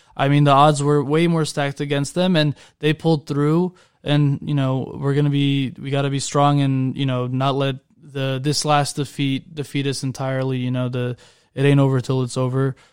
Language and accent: English; Orange County, California, United States; I'm from Orange County